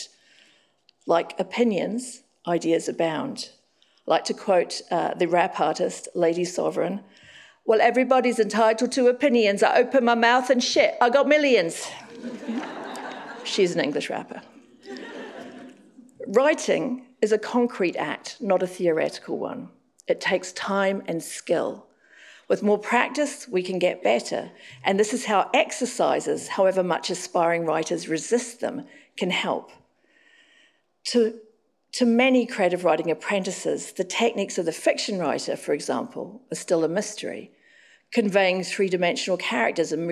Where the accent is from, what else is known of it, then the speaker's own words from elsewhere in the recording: Auckland, New Zealand; moved away; Now I'm living back in Auckland, my hometown.